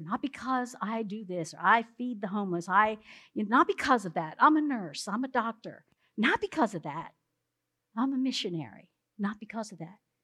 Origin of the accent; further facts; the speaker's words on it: South Central Pennsylvania, United States; we're from South Central Pennsylvania